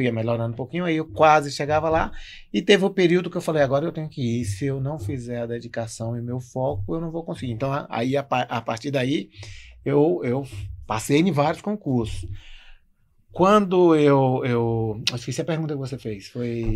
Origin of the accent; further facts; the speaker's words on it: Vitória da Conquista, Bahia, Brazil; moved away as an adult; also born or lived in Marau / Passo Fundo; now in Novo Hamburgo, Brazil; sou baiano de Vitória da Conquista